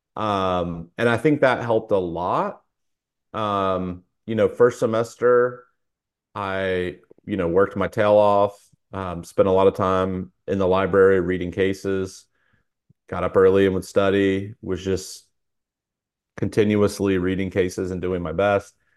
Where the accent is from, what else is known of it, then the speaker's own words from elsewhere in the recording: Fayetteville, North Carolina, United States; moved away as an adult; also born or lived in Atlanta area; now in Atlanta, United States; I grew up in a military town. It's called Fayetteville, North Carolina